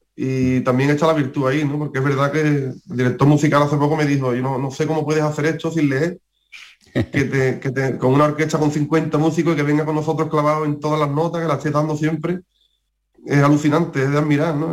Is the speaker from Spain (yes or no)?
yes; Jerez de la Frontera, Andalusia, Spain; cantar en mi tierra